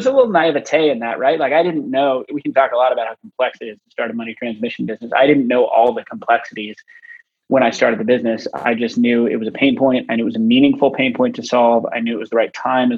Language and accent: English; Boise, Idaho, United States; moved away as an adult; also born or lived in Kenya; I grew up in Boise